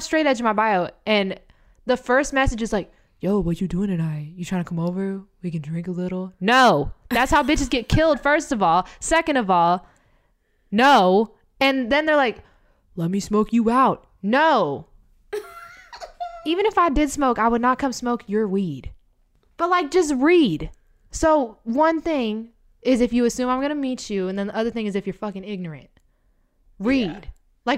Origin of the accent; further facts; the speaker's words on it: the South, United States; now in New York, United States; You can tell I'm from the South.